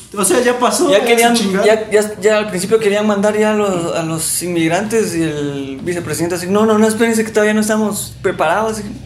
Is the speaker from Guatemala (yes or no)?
yes; Guatemala